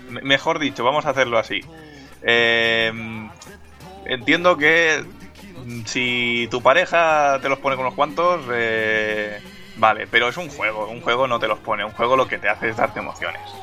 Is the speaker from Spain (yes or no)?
yes; Catalonia, Spain; soy catalán